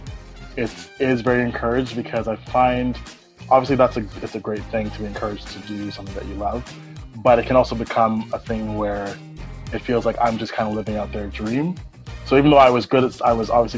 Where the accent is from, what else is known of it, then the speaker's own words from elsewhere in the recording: Toronto, Ontario, Canada; I grew up in Toronto, Canada